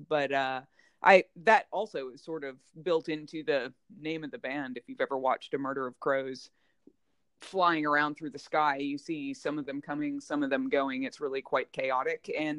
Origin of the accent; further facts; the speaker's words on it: Jacksonville, Florida, United States; also born or lived in New Jersey; So before I was in Alabama, I did most of my growing up in Jacksonville, Florida, but I was born in New Jersey. I'm a Jersey girl.